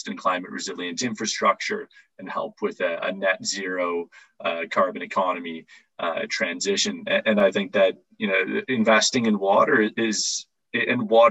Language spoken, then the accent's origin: English; Toronto, Ontario, Canada; now in Oxford, United Kingdom; I'm living in Oxford, United Kingdom. I'm from Toronto, Canada